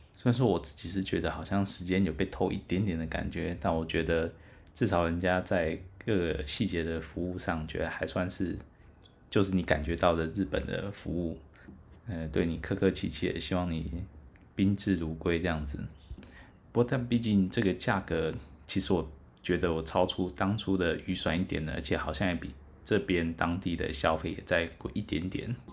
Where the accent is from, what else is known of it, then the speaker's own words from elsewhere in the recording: Taiwan; 我就是台湾人